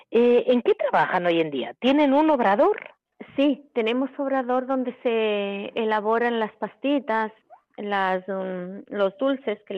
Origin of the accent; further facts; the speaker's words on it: Mexico; nosotros venimos de México, vinimos cuatro